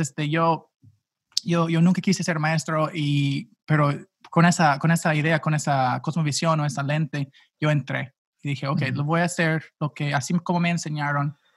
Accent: St. Louis, Missouri, United States; accent: gringo; first language English; Spanish is a second language; also born or lived in Gainesville, Florida; now in Phoenix, United States; soy originalmente de Ah, pues básicamente el área de San Luis en los Estados Unidos, ah, pero nací en Florida

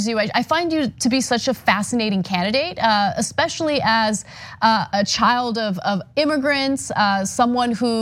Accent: California, United States; as a Californian, I was born and raised here. I've lived here my entire life

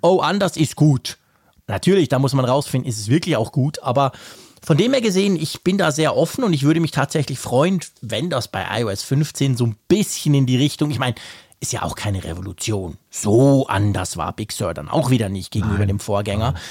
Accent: Switzerland; als Schweizer

